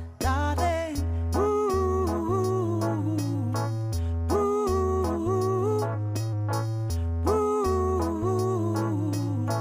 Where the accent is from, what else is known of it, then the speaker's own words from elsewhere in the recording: Montreal, Quebec, Canada; I am back in my hometown, beautiful Montreal, Quebec, Canada.